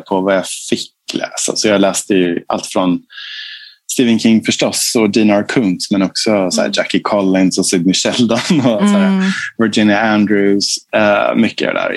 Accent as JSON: {"language": "Swedish", "town": "Fagersta", "region": "Västmanland", "country": "Sweden", "moved": "yes", "lives_now": "Stockholm, Sweden", "said": "jag kommer från Fagersta, en liten stad i Bergslagen. Liksom, och vi var ju medelklass där."}